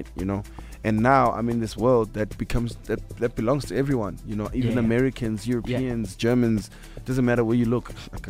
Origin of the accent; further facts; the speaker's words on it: Katlehong, Gauteng, South Africa; also born or lived in Tembisa; I come from Katlehong. I come from Tembisa. You know, I know the East Rand. I know the hood